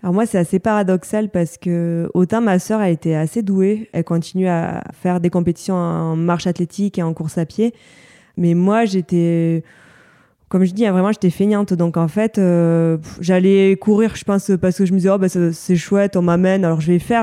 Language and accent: French; Bagnères-de-Luchon, Occitania, France; C'est la station de ski qui est au-dessus de ma ville natale, à, à Bagnères de Luchon